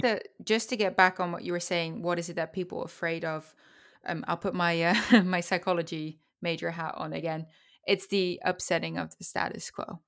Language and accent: English; Netherlands; now in United States; I live in the United States because of horse racing. I'm from the Netherlands.